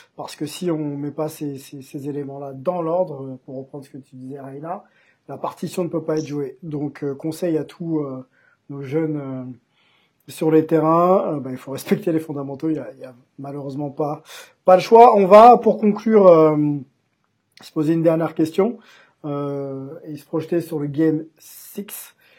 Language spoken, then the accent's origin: French; France; chez nous en France